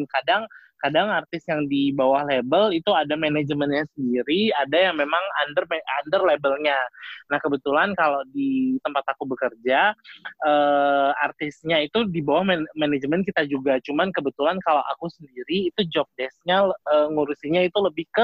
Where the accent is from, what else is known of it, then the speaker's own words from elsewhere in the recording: Jakarta, Indonesia; kita kan kita kan dari Jakarta jadi dipanggilnya sis gitu